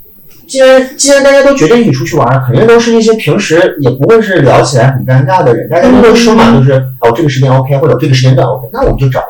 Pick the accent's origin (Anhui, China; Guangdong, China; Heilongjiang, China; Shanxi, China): Heilongjiang, China; Harbin; now in Shanghai, China; 我是哈尔滨人，